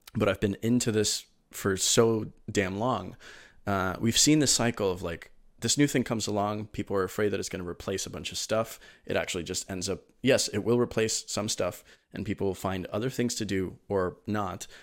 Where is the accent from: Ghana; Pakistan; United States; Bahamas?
United States; Miami, Florida; also born or lived in Venezuela; I'm originally from Venezuela, but my, my family moved to Miami uh, in 2002, kind of fleeing the situation there. And um, uh, so I, you know, I grew up in Miami